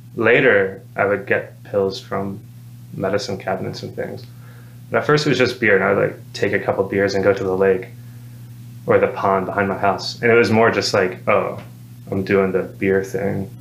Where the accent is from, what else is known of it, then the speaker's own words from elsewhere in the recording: Madison, Alabama, United States; I grew up in Madison